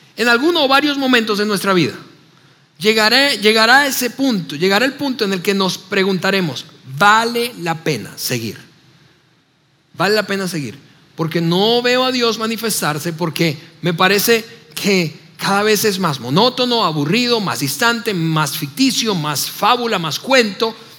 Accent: Venezuela; moved away as an adult; now in Mexico; me encanta la comida de mi país natal, de Navidad

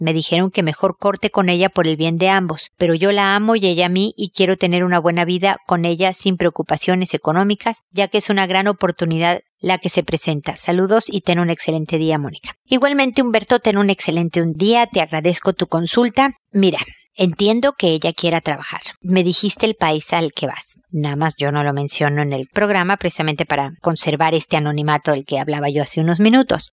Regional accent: Mexico; moved away as an adult; also born or lived in United States; El trabajo que tenía en México, somos nosotros mexicanos, le dieron una transferencia a Estados Unidos

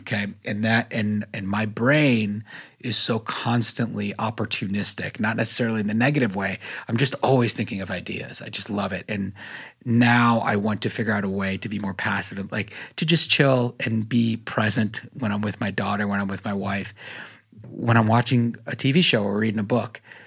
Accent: North Carolina, United States; I grew up in North Carolina

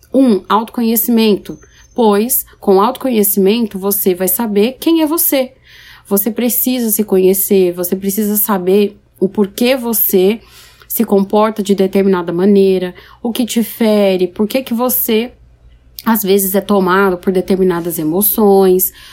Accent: São Paulo, Brazil; now in Paraná, Brazil; eu sou paulistana, que moro no Paraná

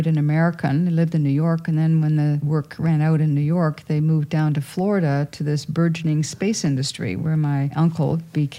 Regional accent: Sault Ste. Marie, Ontario, Canada; the Bush Plane Museum in my hometown

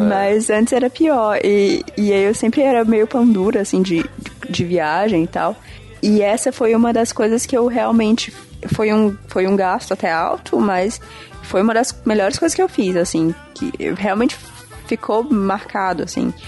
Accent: Parnaíba, Piauí, Brazil; moved away; also born or lived in Fortaleza / Marabá; eu nasci em Fortaleza, cresci em Parnaíba, no litoral do Piauí, e fui para Marabá.

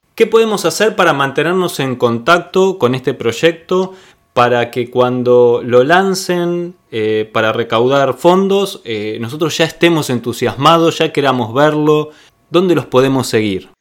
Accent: Argentina; accent: Argentine; Yo te voy a hablar así en argentino, como hablo yo

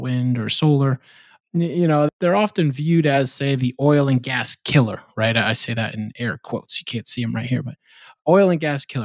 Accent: Morro Bay, California, United States; now in Oklahoma, United States; Morro Bay, California is actually one of those project sites. So the Diablo Canyon, Morro Bay, like that whole site is where I used to surf and grow up

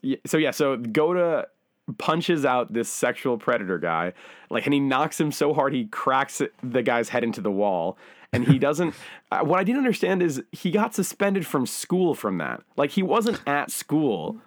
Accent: United States; now in Japan; I'm an American guy

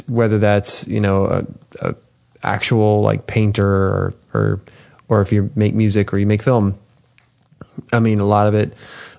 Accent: Houston, Texas, United States; I grew up in Houston, millions, like 2 million people at the time in the city limits, huh. And maybe more.

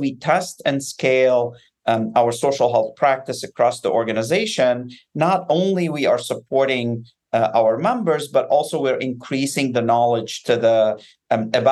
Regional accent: Beirut, Beirut Governorate, Lebanon; now in United States; I grew up in Beirut in the midst of a civil war

